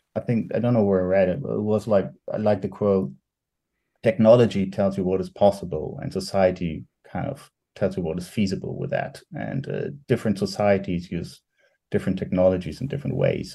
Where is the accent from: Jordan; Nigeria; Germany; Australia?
Germany; I'm from Germany